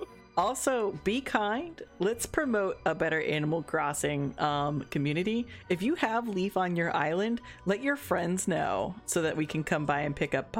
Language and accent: English; Florida, United States; And I live in Florida, and I grew up in Florida. Being military, it's hard to say where I grew up in, but like we did at least 8 years of my youth in Florida, so I'm gonna say I grew up in Florida and then moved around.